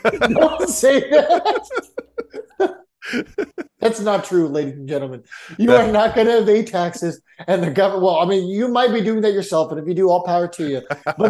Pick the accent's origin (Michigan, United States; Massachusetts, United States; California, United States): California, United States; San Diego; growing up in San Diego for 20 years, I grew up going to a lot of Padres games.